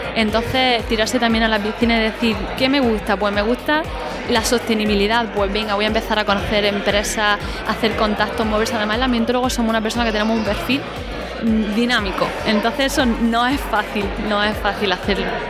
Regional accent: Spain; yo trabajo desde mi pueblo, trabajamos, yo trabajo en casa, trabajo por el territorio, siempre en la zona rural y me muevo por el entorno, en la zona norte de Almería, de Granada y el noroeste de Murcia.

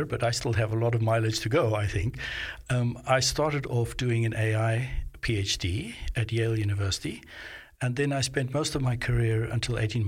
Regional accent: Johannesburg, Gauteng, South Africa; now in Melbourne, Australia; I grew up in Johannesburg

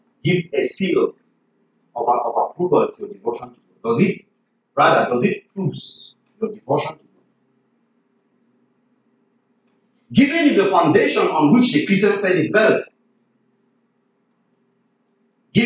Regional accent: Nigeria; I'm from Nigeria

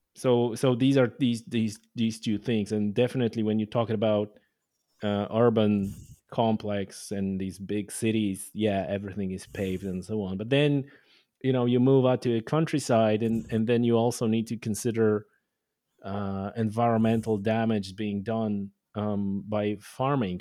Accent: Poland; English is a second language; moved away as an adult; now in Ireland; I was born in Poland, so I'm Polish. Uh, I only moved to Ireland, you know, number of years ago, fifteen, I guess, at this point. So, it was all in, in, in Poland

